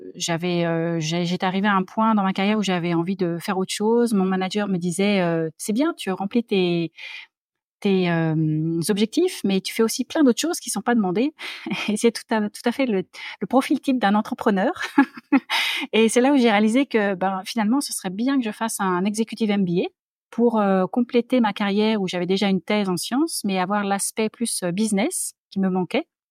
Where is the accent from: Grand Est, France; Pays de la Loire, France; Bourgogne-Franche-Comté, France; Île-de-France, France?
Île-de-France, France; Paris; accent: French; moved away as an adult; also born or lived in Sydney, Australia; now in Australia; je suis née à Paris. j'ai grandi, je suis allée à l'école, j'étais dans le lycée Saint-Louis